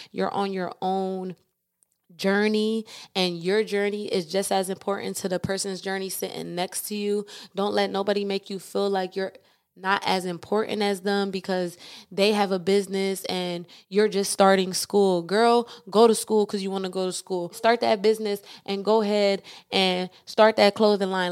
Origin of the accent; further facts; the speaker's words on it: East Coast, United States; moved away as an adult; I was able to be born and raised on the East Coast, and I was able to move to the West Coast